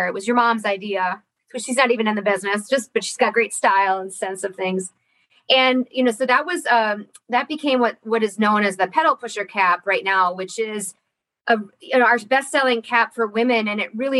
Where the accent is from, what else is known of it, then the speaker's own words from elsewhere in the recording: Ironwood, Michigan, United States; I was born and raised here in Ironwood. So I'm a Uper kid